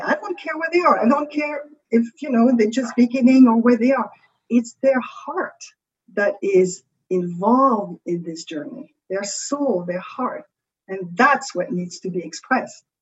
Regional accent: France; accent: French; English is a second language; With my French accent

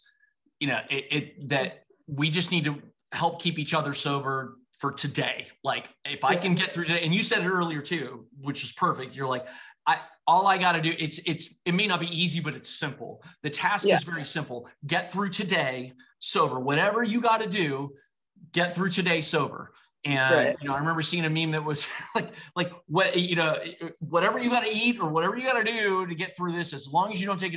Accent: Ohio, United States; I'm from Ohio

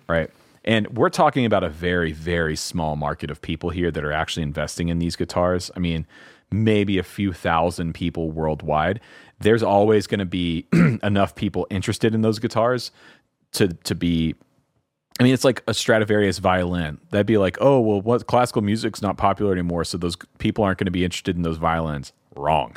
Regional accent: the South, United States; I'm from the South

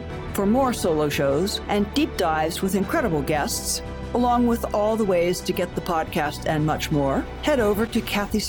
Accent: Southern California, United States; I was raised in Southern California, but have always gravitated to higher latitudes and cooler climates.

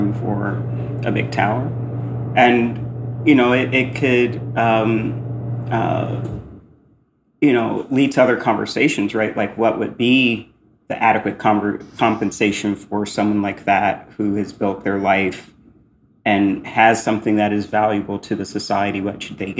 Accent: Indianapolis, Indiana, United States; moved away as an adult; also born or lived in New York City; I grew up in Indianapolis, Hoosier

